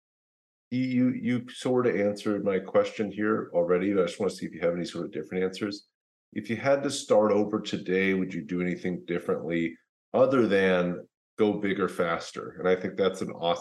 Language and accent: English; Louisville, Kentucky, United States; moved away as an adult; now in Austin, United States; I'm actually from Louisville, Kentucky originally. My father still lives there.